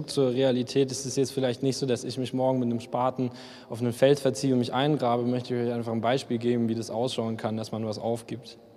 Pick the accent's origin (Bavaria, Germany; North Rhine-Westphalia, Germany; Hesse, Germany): Bavaria, Germany; Memmingen; weil ich komme eigentlich aus Memmingen und wir haben hier nur drei Penner, die kennt jeder